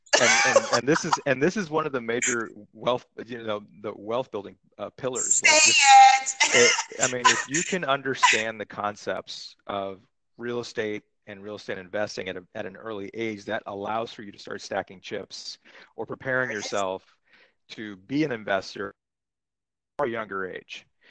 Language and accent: English; Santa Monica, California, United States; I'm I'm from Los Angeles. I grew up in Santa Monica. I've lived here over 30 years.